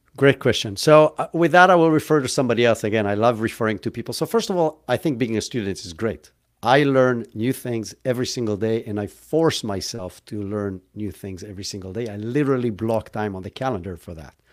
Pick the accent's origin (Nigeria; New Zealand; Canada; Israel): Israel; moved away as an adult; now in United States; I grew up in Israel, hence where if you were kind of, like, trying to pick up the accent, that's where I'm from